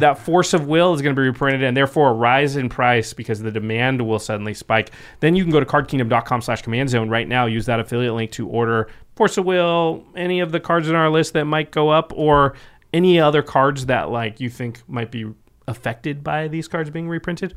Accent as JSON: {"language": "English", "region": "Pacific Northwest", "country": "United States", "tie": "born or raised there", "said": "I grew up in the Pacific Northwest as well."}